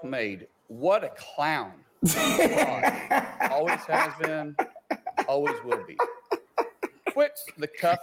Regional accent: Oklahoma, United States; I'm a guy from Oklahoma first.

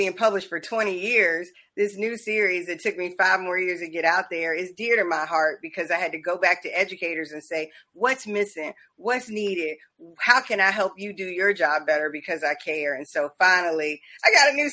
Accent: Charleston, South Carolina, United States; moved away; also born or lived in Covington, Georgia; I was born in Charleston, so we got a lot of South Carolina roots

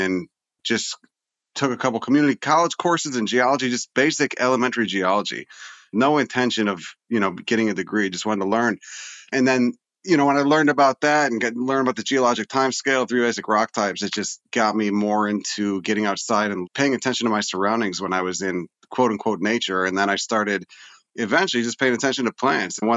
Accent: Chicago, Illinois, United States; where I grew up in Chicago, it was all suburban

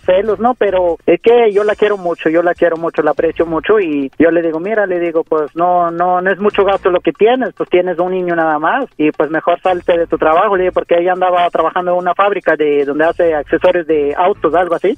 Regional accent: Mexico City, Mexico; also born or lived in Oaxaca; yo soy de Oaxaca, pero eh, todo el tiempo me la he pasado en la Ciudad de México, en Ciudad de México crecí más que nada

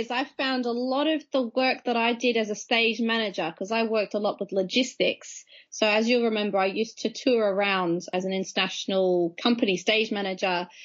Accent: Australia; So still uh, technically an Aussie expat. So I'm losing my accent a little bit.

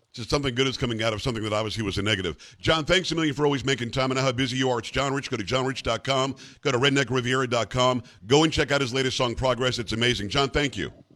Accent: Palm Beach County, South Florida, United States; moved away as an adult; now in Texas, United States; I grew up in the Palm Beach County area

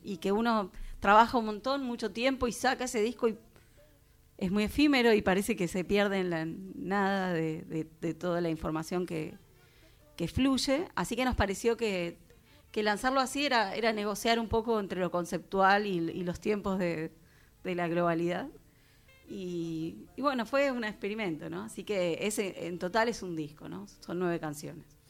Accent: Temperley, Buenos Aires Province, Argentina; now in Canning, Argentina; Yo soy de Temperley, pero cuando me mudé a donde estoy me di cuenta que, que Temperley era muy urbano.

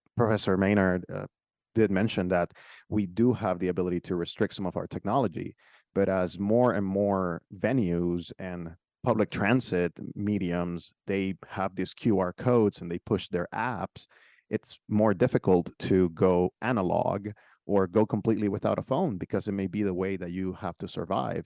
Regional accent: Nicaragua; now in United States; I came from a different country, so I was born in Nicaragua

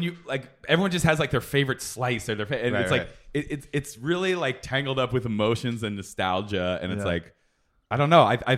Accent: East Coast, United States; now in Los Angeles, United States; I grew up on the East Coast

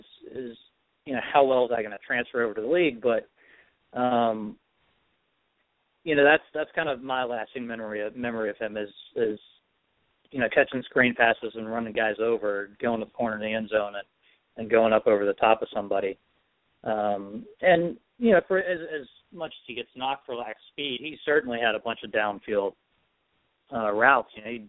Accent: Little Rock, Arkansas, United States; Actually, I grew up in Little Rock, Arkansas, and I grew up an Ole Miss fan, and I despise the Razorbacks.

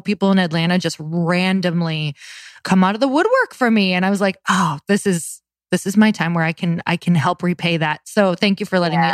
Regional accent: Midwest, United States; moved away; also born or lived in West Coast; I'm from the Midwest.

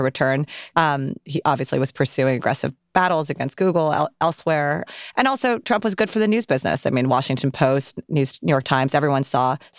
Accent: Indonesia; now in United States; I grew up on watching 90210 in Indonesia. And back then, before it was a single window for everything, we were a few years behind. And so when I moved from Indonesia to the States

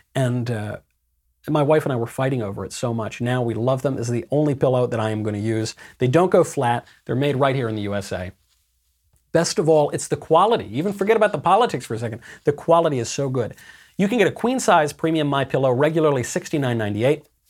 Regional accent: New York, United States; moved away; I'm a New Yorker originally

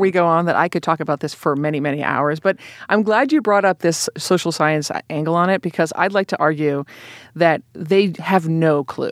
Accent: Boston, Massachusetts, United States; moved away as an adult; also born or lived in California; now in New York, United States; I live in New York and I grew up in Boston and I went to school in California

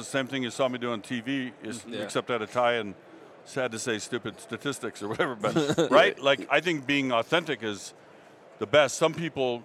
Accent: Seattle, Washington, United States; I'm from Seattle

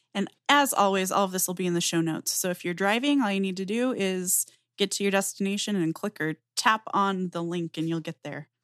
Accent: Southwest US, United States; I grew up in the Southwest U S. I still live in the Southwestern U S

